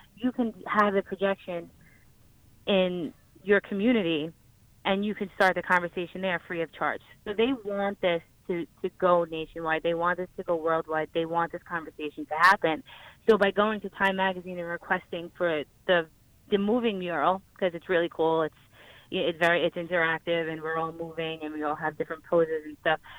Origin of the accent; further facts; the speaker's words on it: New York, United States; I'm from New York